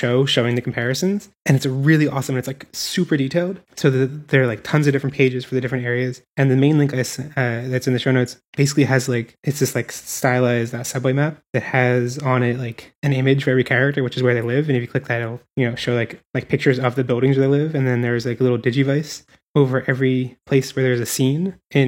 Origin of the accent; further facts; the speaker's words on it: Philadelphia, Pennsylvania, United States; now in San Francisco, United States; we're both from Philadelphia